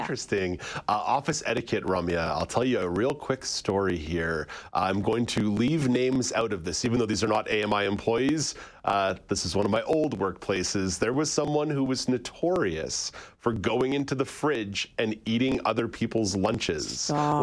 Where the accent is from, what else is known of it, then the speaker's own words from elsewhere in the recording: Montreal, Quebec, Canada; growing up in English Montreal